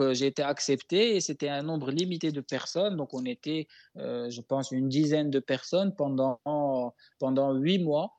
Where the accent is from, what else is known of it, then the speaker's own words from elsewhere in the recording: Morocco; moved away as an adult; also born or lived in Taiwan; je parle du Maroc parce que c'est mon pays natal